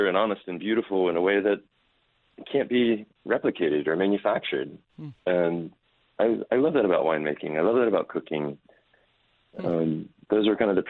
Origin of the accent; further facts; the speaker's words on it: Raleigh, North Carolina, United States; I grew up here in Raleigh, North Carolina